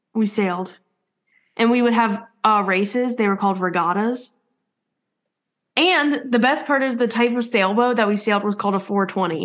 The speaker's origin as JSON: {"language": "English", "town": "Columbus", "region": "Ohio", "country": "United States", "tie": "born or raised there", "also_born_or_lived": "Florida", "moved": "yes", "said": "I'm from Ohio and I was on a sailing team"}